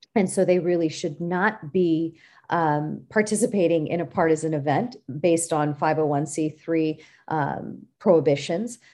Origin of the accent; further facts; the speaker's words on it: San Francisco Bay Area, California, United States; I was born and raised in California